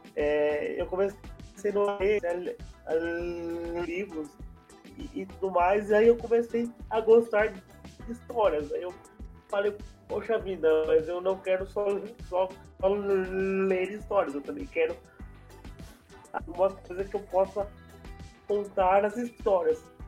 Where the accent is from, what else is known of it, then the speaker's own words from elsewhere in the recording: São Paulo, Brazil; eu sou de São Paulo, capital